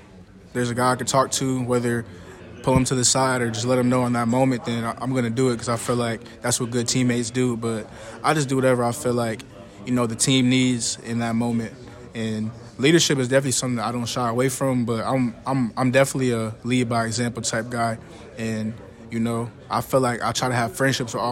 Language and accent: English; Buffalo, New York, United States; now in Lawrence, United States; I'm from Buffalo, so the winters are pretty bad.